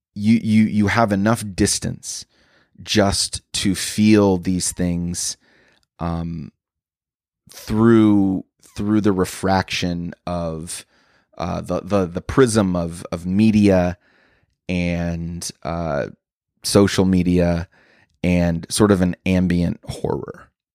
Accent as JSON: {"language": "English", "town": "Chicago", "region": "Illinois", "country": "United States", "said": "I'm a comedian from Chicago"}